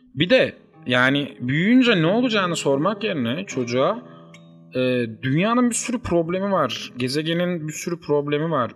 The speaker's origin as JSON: {"language": "Turkish", "region": "Uşak Province", "country": "Turkey", "tie": "born or raised there", "said": "ben Uşaklıyım. Uşak çok küçük bir şehir."}